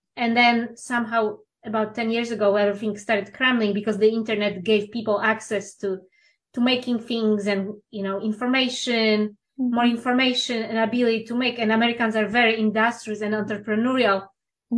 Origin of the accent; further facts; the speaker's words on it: Poland; English is a second language; moved away as an adult; now in Los Angeles, United States; I'm originally from Poland